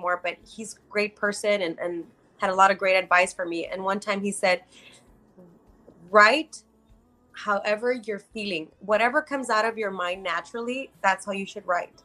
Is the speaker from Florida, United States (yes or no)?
no; Brownsville, Texas, United States; yes, I am from Brownsville, and yes, I'm from the Valley.